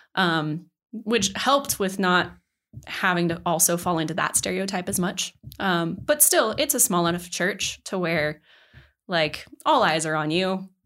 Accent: Mesa, Colorado, United States; now in Denver, United States; I was born and raised in Grand Junction, or at least around that area. Um, more specifically, Mesa, Colorado

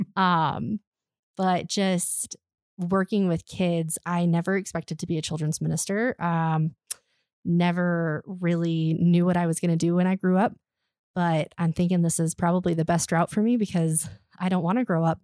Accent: Colorado, United States; also born or lived in Alaska; I grew up in Colorado

